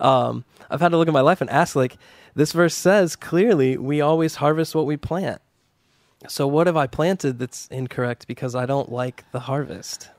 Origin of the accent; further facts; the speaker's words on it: United States; we, as American Christians